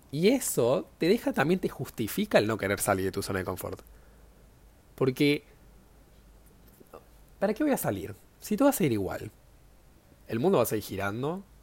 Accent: Córdoba, Argentina; now in Buenos Aires, Argentina; Ahora estoy viviendo en Buenos Aires, pero yo soy de Córdoba diría, ¿no?

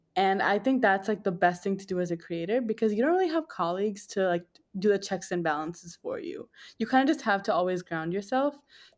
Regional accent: New York, United States; born there; also born or lived in New Jersey; I was born in New York.

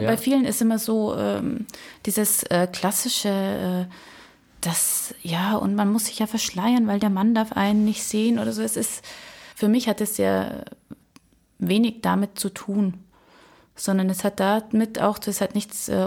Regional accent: Germany; Und ich sage, äh, nein, ich bin äh, Deutsche.

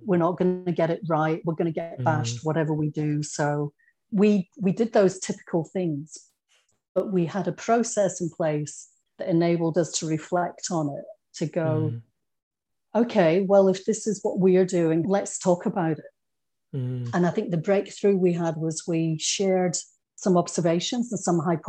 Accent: Scotland, United Kingdom; accent: Scottish; moved away as an adult; also born or lived in England; now in Australia; I grew up in Scotland, but had been born in England and with English parents. And I lost that accent really quickly

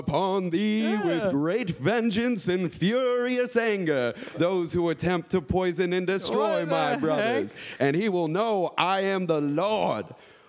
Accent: Los Gatos, California, United States; Netflix is from my hometown. Is it? Los Gatos, California.

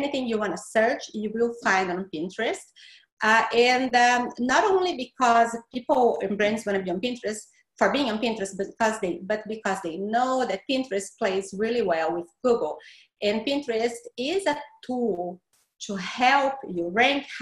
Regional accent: Brazil; accent: Brazilian; English is a second language; moved away as an adult; now in Florida, United States; The accent is from Brazil. I'm from Brazil.

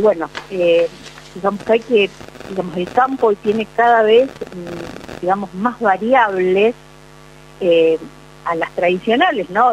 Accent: Bigand, Santa Fe, Argentina; yo que vengo desde Vigán, digamos, una de las mejores tierras del país

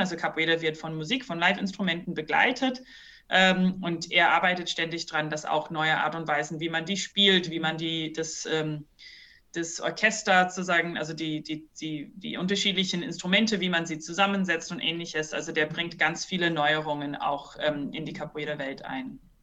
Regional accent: New Zealand; also born or lived in Brazil / Heidelberg, Germany; now in Germany; ich bin selber nicht äh, aus Deutschland, ich bin in Neuseeland aufgewachsen

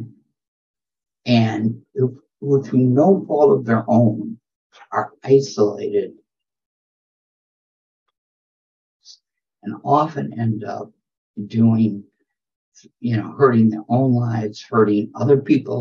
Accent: Flint, Michigan, United States; moved away; also born or lived in South Bronx; I was raised in Flint, which is the heart of General Motors.

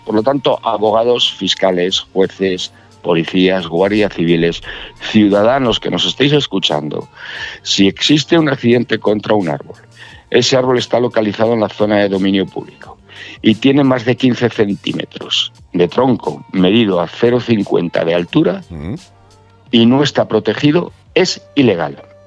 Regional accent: Fariza, Castile and León, Spain; en Fariza de Sayago, es mi pueblo

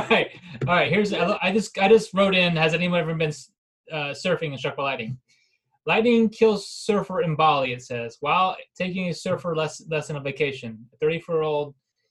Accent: East Coast, Florida, United States; growing up in the East Coast, you know, surfing Fagda Beach or St. Augustine

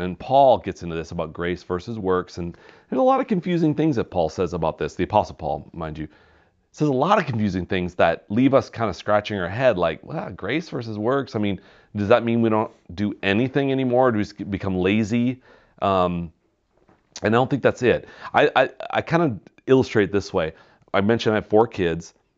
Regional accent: Wisconsin, United States; growing up in Wisconsin

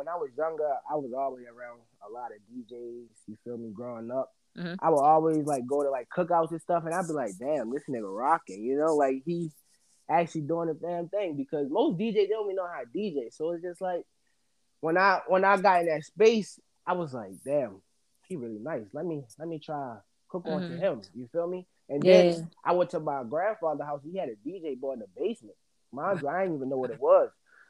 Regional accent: Baltimore, Maryland, United States; Yeah, I'm from West Baltimore.

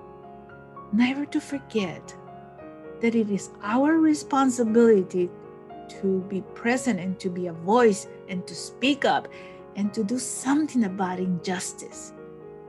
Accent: Rio Grande Valley, Texas, United States; also born or lived in Mexico; I grew up here in the Rio Grande Valley

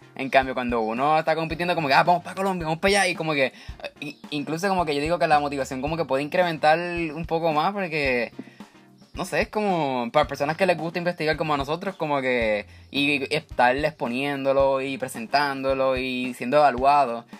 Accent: Puerto Rico

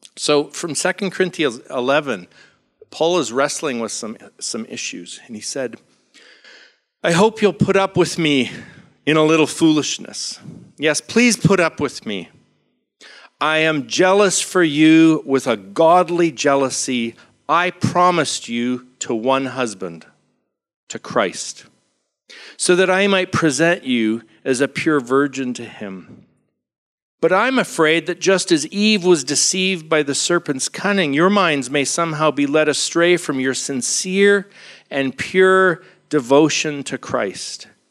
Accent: Vancouver, British Columbia, Canada; I'm from Vancouver, Canada

